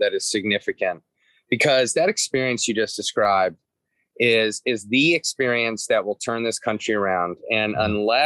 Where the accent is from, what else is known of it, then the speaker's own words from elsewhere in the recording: Atlanta, Georgia, United States; now in Cincinnati, United States; I was from Atlanta. There were two Catholic high schools in Atlanta, which is much larger here. There was the archdiocesan one and the private one. I went to the private one